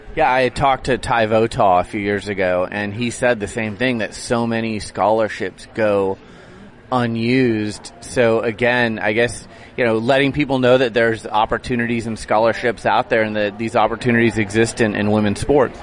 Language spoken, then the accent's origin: English; Portland, Oregon, United States; my hometown of Portland